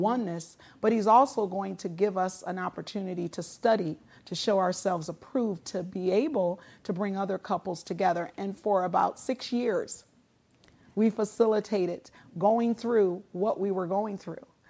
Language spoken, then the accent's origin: English; Muskegon, Michigan, United States; moved away as an adult; also born or lived in California; Many of the folks that I grew up with in the Reeves Puffer School District